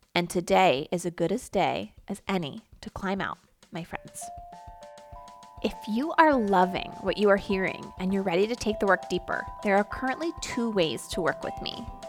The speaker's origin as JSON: {"language": "English", "town": "Philadelphia", "region": "Pennsylvania", "country": "United States", "tie": "born or raised there", "said": "I grew up in the Philadelphia area"}